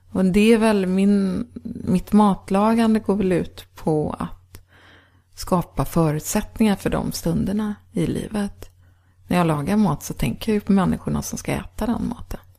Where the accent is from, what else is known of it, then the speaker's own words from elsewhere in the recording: Gothenburg, Västra Götaland, Sweden; born there; now in Sörmland, Sweden; Nej, jag är född men i Göteborg.